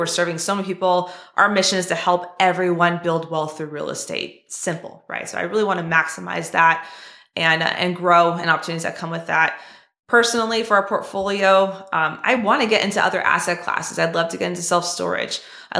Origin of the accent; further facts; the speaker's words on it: California, United States; I mean, hey, Tony, I'm from California too, right?